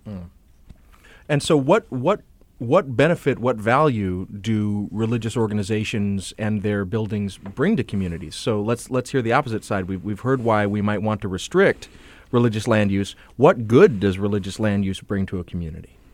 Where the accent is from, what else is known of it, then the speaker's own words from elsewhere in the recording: the South, United States; I come from the South